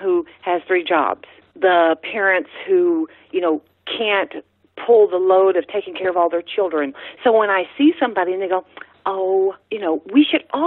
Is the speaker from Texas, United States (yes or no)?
yes; Texas, United States; also born or lived in New Orleans, Louisiana; I am from Texas, born in New Orleans, raised totally Texas